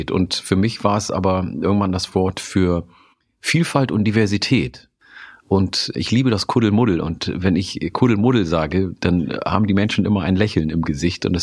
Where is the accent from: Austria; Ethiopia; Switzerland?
Ethiopia; Oromia; now in Germany; in meiner Heimat, äh, in meiner ursprünglichen Heimat in Oromia, isst man nämlich auch Grünkohl.